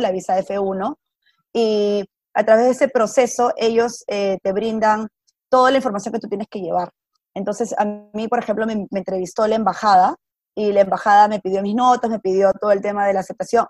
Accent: Peru; first language Spanish; moved away as an adult; now in New York, United States; Yo estudié en un colegio católico en Perú y, las amigas que tuve desde ahí, desde primer grado, son mis amigas hasta el día de hoy

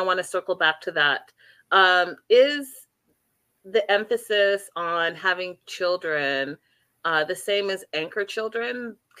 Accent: Canada; I'm Canadian

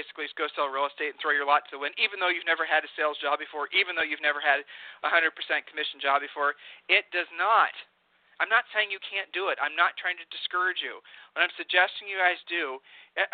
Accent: Ohio, United States; we are from Ohio

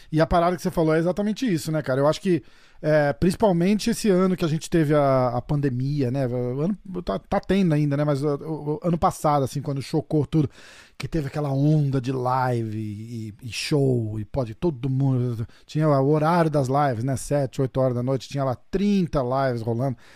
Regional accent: São Paulo, Brazil; eu sou de São Paulo, que massa.

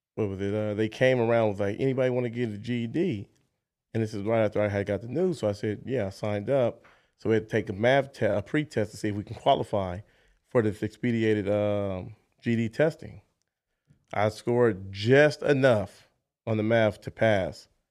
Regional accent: Los Angeles, California, United States; also born or lived in Jackson, Mississippi; Moved to Los Angeles, California. So raised in Los Angeles. So L A is where I call home

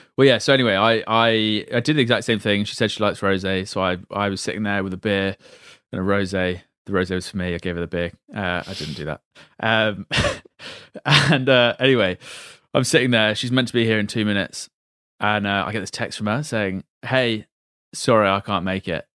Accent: Reading, South East England, United Kingdom; I'm from Reading

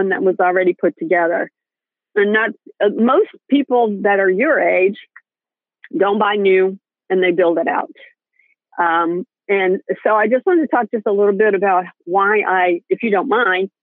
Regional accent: Maine, United States; moved away; I grew up in Maine and you know, near the border of Canada.

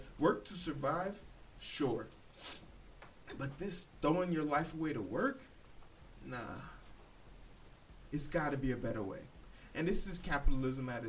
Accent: Midwest, United States; I'm from the Midwest

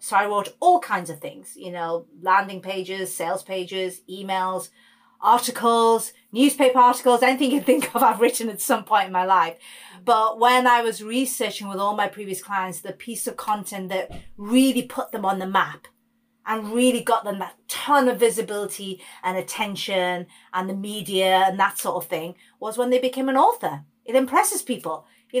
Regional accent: India; Yeah, I'm beyond Indian, really.

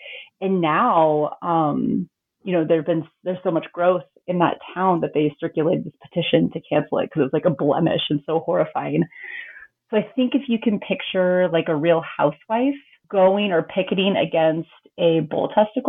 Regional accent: Eagle, Idaho, United States; I grew up in this really, I think, kind of darling, rustic, gritty little town that I loved.

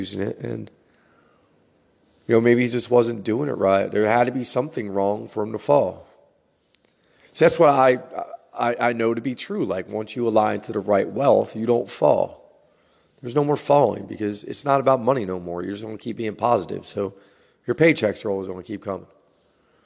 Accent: New Jersey, United States; growing up in New Jersey

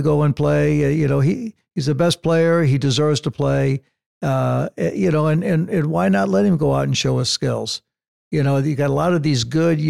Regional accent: Illinois, United States; also born or lived in California; now in Santa Barbara, United States; Growing up in Illinois, when we had snow like

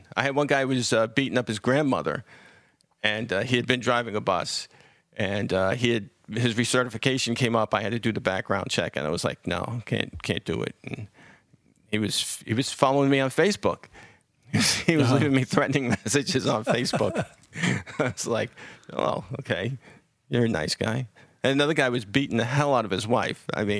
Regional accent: Bronx, New York, United States; The Bronx.

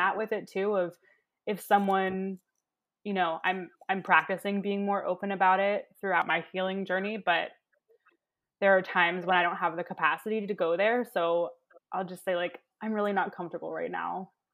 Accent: Baltimore, Maryland, United States; I'm from, you know, Baltimore. I'm from down the road.

